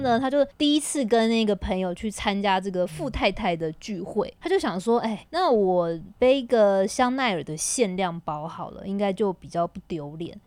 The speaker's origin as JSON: {"language": "Chinese", "country": "Taiwan", "moved": "as an adult", "lives_now": "Shanghai, China", "said": "我们台湾人"}